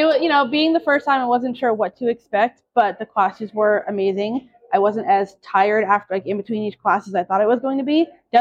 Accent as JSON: {"language": "English", "town": "Phoenix", "region": "Arizona", "country": "United States", "said": "I'm from Phoenix, Arizona."}